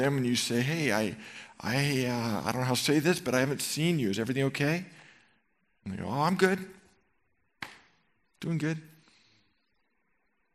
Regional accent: Marin County, California, United States; I grew up in Marin County, and I went to Marin Catholic High School

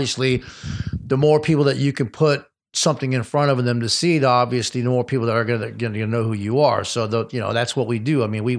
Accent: Detroit, Michigan, United States; also born or lived in Austin, Texas / Los Angeles; So, I grew up in Detroit and Austin, Texas, and basically LA, basically. So, but I'm more from Detroit and Texas because I moved away a long time ago

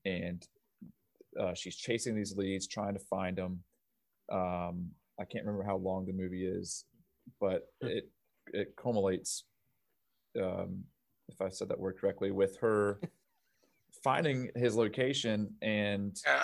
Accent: United States; as an American

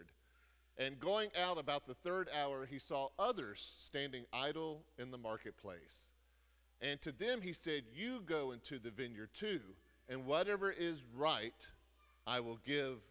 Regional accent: United States; we're Americans

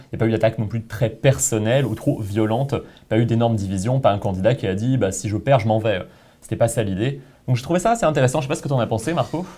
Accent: France; moved away; En tant que Français

